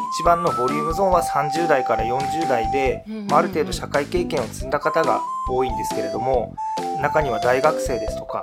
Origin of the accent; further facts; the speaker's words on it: Sapporo, Hokkaido, Japan; moved away as an adult; now in Tomakomai, Japan; 生まれは札幌なんですけれども